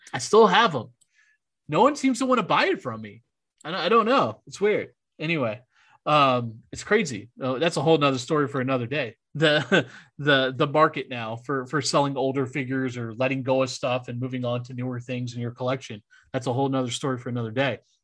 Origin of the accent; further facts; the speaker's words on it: New Orleans, Louisiana, United States; I gotta rep my hometown there